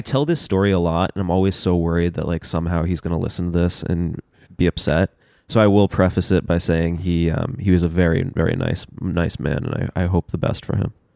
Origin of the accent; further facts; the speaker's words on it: New York City, New York, United States; moved away as an adult; also born or lived in Los Angeles; I grew up in Union Square